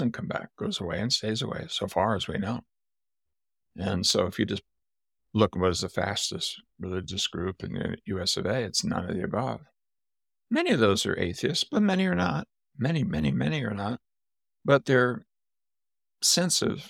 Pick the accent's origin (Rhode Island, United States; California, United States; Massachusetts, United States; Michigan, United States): California, United States; Southern; moved away; also born or lived in West Virginia; I grew up in Southern California